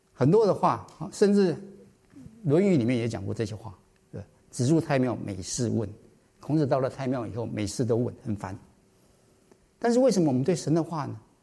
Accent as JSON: {"language": "Chinese", "country": "Taiwan", "tie": "born or raised there", "moved": "yes", "said": "我是台湾来的，在台湾小时候也是这样子啊，夜不闭户啊"}